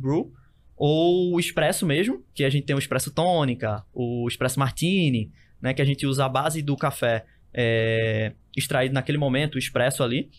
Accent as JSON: {"language": "Portuguese", "town": "Recife", "region": "Pernambuco", "country": "Brazil", "tie": "born or raised there", "said": "Eu, eu fui criado e continuo é, morando no Zé Bonifácio"}